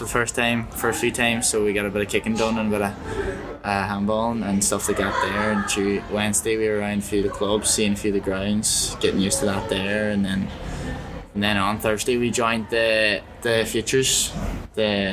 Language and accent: English; Ballybofey, Ulster, Ireland; I'm 19, from Ballybuffet in Donegal